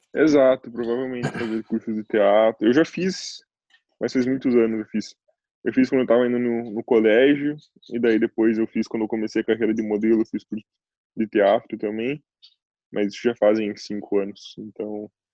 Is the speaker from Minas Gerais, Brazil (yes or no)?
no; Curitiba, Paraná, Brazil; moved away as an adult; also born or lived in Cape Town, South Africa / Istanbul, Turkey / Milan, Italy; now in Norway; sou de Curitiba